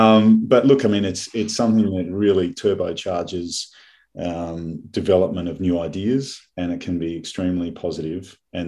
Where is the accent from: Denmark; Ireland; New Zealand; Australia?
Australia; Melbourne, Victoria; moved away as an adult; also born or lived in Singapore / United States; now in Switzerland; but I'm not a Queenslander. No, I'm born and bred in Melbourne.